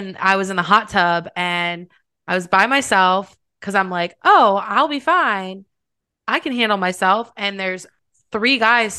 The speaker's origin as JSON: {"language": "English", "town": "Cleveland", "region": "Ohio", "country": "United States", "said": "I'm from Cleveland"}